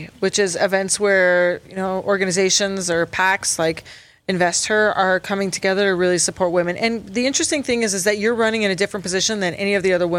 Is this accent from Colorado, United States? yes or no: yes; Boulder, Colorado, United States; I was born in Boulder Community Hospital.